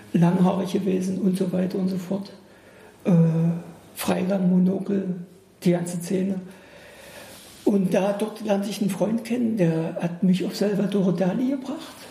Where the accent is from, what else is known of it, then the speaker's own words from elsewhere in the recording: Bernburg, Saxony-Anhalt, Germany; moved away; ich bin aus Bernburg, so eine große Garnisons, sowjetische Garnisonsstadt, fast ja, so ungefähr. Riesige Russenkaserne. Wir sind mit den Menschen groß geworden